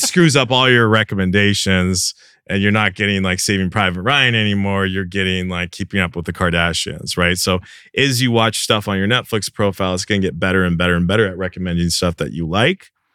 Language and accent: English; Canada; moved away; I'm Canadian originally.